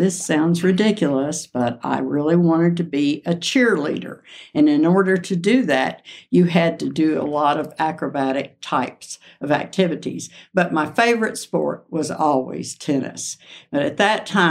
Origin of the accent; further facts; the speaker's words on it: Shawnee, Oklahoma, United States; moved away as an adult; also born or lived in Denver, Colorado; now in Leadville, United States; growing up in Shawnee